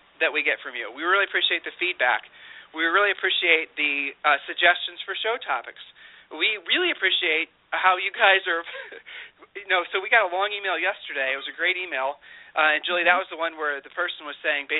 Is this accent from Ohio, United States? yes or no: yes; Ohio, United States; now in Austin, United States; been born and raised in Ohio